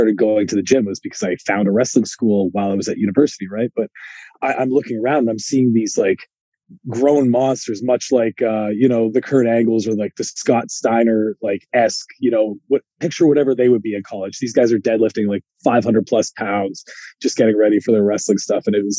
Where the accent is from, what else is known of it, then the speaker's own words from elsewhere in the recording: Guelph, Ontario, Canada; I'm in a little town called Guelph, which, as a Canadian, you probably know where that is, but that's why I usually just tell people I'm from Toronto and live in Toronto, because it's all one.